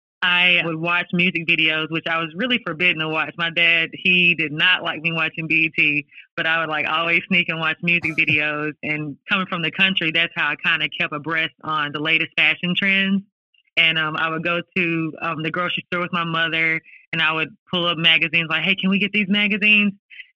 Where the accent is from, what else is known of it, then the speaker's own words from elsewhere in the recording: Martin, Tennessee, United States; Growing up in Martin gave me the opportunity to literally dream the biggest dream I could dare to dream.